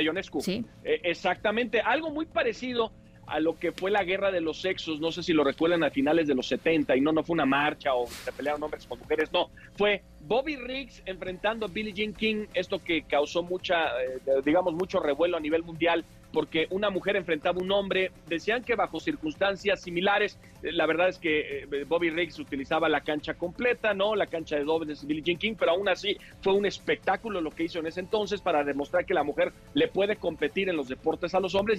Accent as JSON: {"language": "Spanish", "country": "Mexico", "said": "para los mexicanos nos debe dar mucho orgullo. Es que yo sé que luego somos bien malinchistas"}